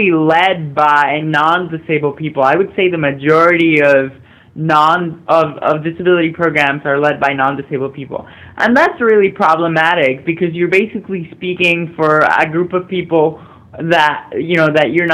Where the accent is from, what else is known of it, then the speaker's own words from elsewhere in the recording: Mexico; I grew up in Mexico, being the only visibly disabled person in my high school